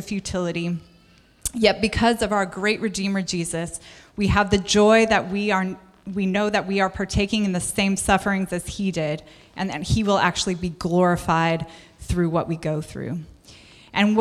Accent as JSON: {"language": "English", "country": "United States", "said": "I'm American."}